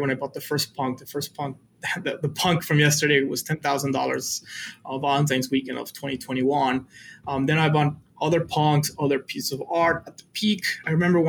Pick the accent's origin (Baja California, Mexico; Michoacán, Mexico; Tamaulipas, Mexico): Tamaulipas, Mexico; Matamoros; English is a second language; moved away as an adult; also born or lived in Mexico City / San Antonio, Texas; I was born in Mexico City, but I grew up on a border town called Matamoros, which is across from Brownsville, Texas